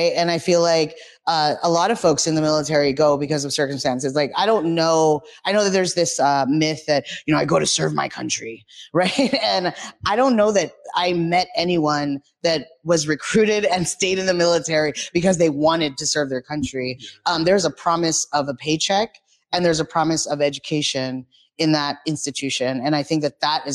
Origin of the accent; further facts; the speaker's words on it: Los Angeles, California, United States; moved away as an adult; now in Seattle, United States; I'm originally from Los Angeles, California